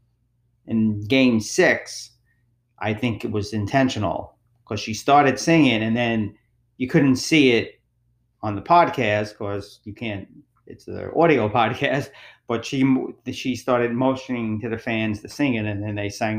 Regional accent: New York City, New York, United States; I grew up in Brooklyn as an Islander fan

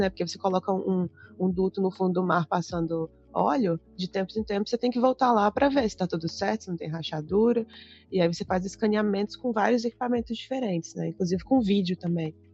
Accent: Belo Horizonte, Minas Gerais, Brazil; also born or lived in Cuiabá; por isso que eu nasci em Cuiabá, morei em outras outras cidades do, do Centro-Oeste, fui parar em Belo Horizonte

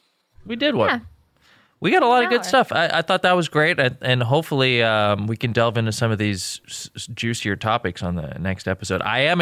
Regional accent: Jordan; born there; I was born in Jordan, a stone's throw away from the Jordan River, where he was baptized.

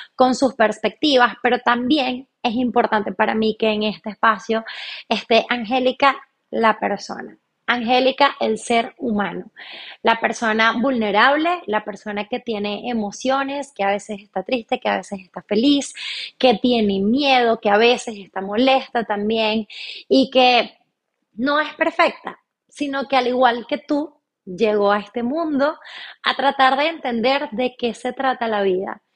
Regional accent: Venezuela; moved away as an adult; also born or lived in Chile; now in Argentina; pues soy venezolana. Actualmente estoy viviendo en Argentina, tengo casi seis meses viviendo en este hermoso país. Me vine para Argentina después de vivir cinco años y medio en Chile, donde Previamente viví 23 años de mi vida en Venezuela

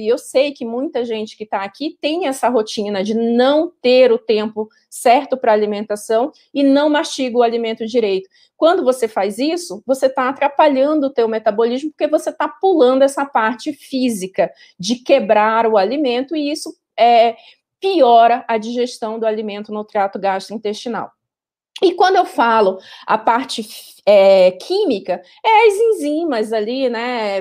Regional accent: Pará, Brazil; eu sou paraense

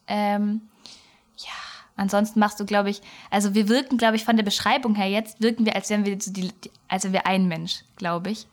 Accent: Swabia, Baden-Württemberg, Germany; accent: Swabian; an unserem Dialekt, den wir gerade so gut eingebaut haben, merkt man ja schon mal, dass wir ähm, aus dem Süden des Ländles kommen

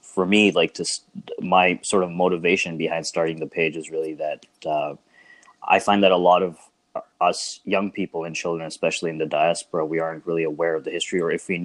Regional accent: Canada; also born or lived in Bangladesh; I was born in Bangladesh, and I moved to Canada when I was six years old

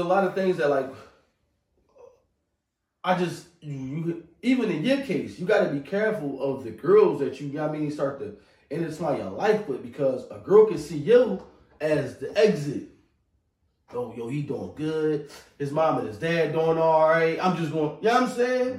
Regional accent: Philadelphia, Pennsylvania, United States; I'm from North Philly

